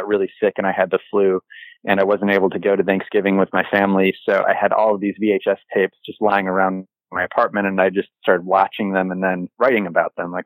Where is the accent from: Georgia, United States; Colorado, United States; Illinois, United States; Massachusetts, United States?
Illinois, United States; Chicago; growing up in Chicago